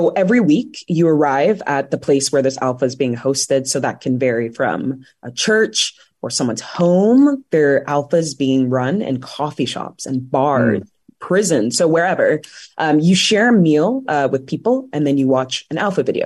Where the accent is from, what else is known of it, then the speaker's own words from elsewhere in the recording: London, United Kingdom; moved away as an adult; also born or lived in Washington, D.C., United States / Oxfordshire, United Kingdom; now in Northern Virginia, United States; I was actually born in D.C. I was born in Boggy Bottom. Yeah. So my family moved to the UK when I was around 9 or 10. I love London.